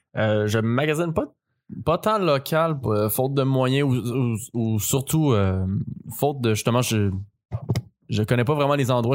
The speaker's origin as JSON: {"language": "French", "town": "Boucherville", "region": "Quebec", "country": "Canada", "tie": "born or raised there", "said": "Je viens de Boucherville"}